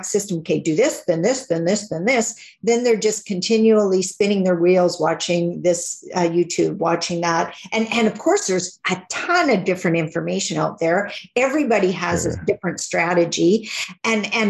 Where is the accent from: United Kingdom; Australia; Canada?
Canada; Northern Saskatchewan; I'm from Northern Saskatchewan, so not that far north